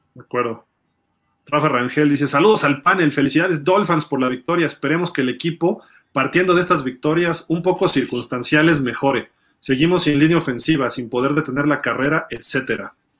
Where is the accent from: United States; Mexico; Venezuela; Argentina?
Mexico